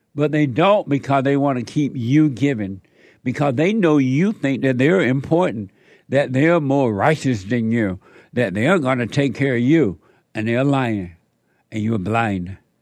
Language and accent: English; Alabama, United States; now in Los Angeles, United States; growing up in Alabama on that plantation